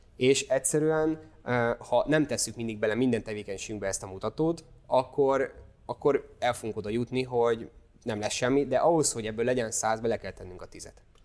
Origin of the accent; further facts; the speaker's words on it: Hungary; nyilván be se tudjuk magyarként ezt fogadni